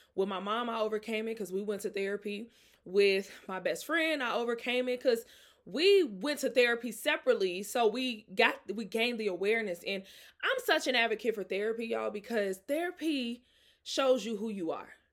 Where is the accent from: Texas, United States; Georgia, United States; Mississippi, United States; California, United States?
Mississippi, United States; now in Atlanta, United States; I'm from Mississippi